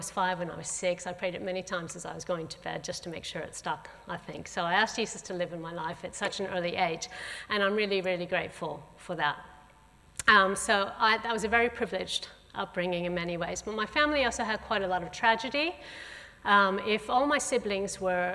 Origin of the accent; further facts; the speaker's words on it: St. Louis, Missouri, United States; moved away; I also grew up going to church. My family, I come from St. Louis in the middle of the USA. My parents were Christians. I grew up going to a Southern Baptist church there